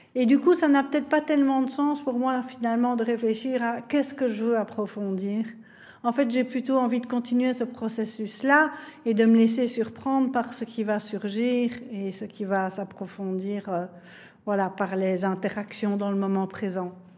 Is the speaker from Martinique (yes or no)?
no; Belgium; nous touche tous en tant que Belges